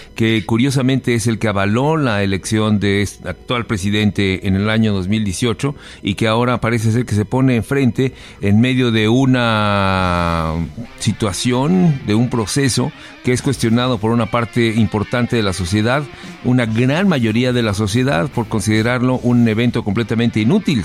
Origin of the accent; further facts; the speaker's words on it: Mexico; yo soy mexicano de hueso colorado y amo a mi país